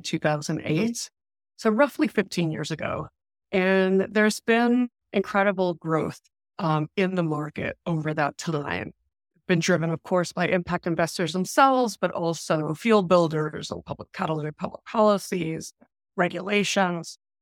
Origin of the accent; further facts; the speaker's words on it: New York City, New York, United States; we grew up in Queens and Flushing, New York, in labor union housing